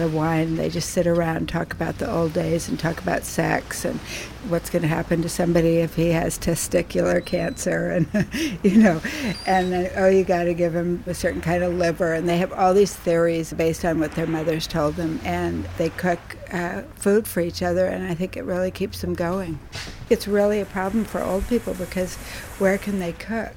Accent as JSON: {"language": "English", "town": "San Francisco", "region": "California", "country": "United States", "tie": "born or raised there", "said": "I'm a native San Franciscan for three generations"}